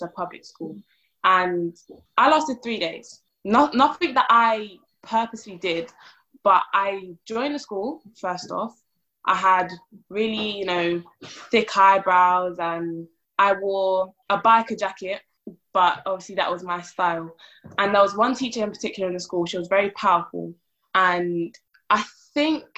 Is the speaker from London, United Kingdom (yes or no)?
yes; London, United Kingdom; I was born and raised in South London